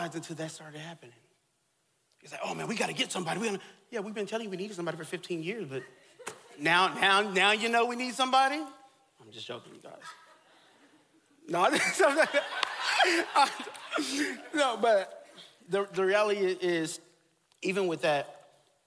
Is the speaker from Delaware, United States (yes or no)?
no; Texas, United States; I grew up in Texas